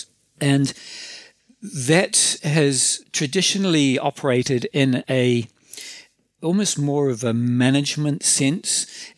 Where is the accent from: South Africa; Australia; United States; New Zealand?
New Zealand; accent: New Zealander; as you can tell from my accent, I'm a New Zealander